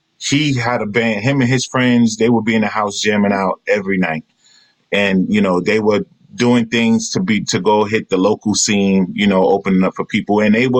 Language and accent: English; Queens, New York, United States; So my brother, I grew up in Jamaica, Queens.